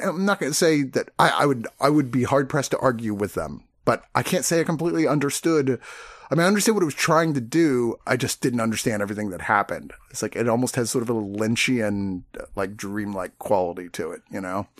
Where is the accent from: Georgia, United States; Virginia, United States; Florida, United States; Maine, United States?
Virginia, United States; I grew up in Virginia